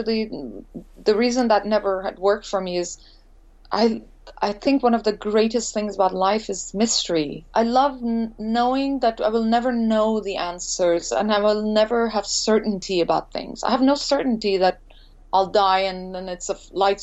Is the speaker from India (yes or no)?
yes; India; moved away as an adult; also born or lived in Montreal, Canada; now in Los Angeles, United States; growing up in India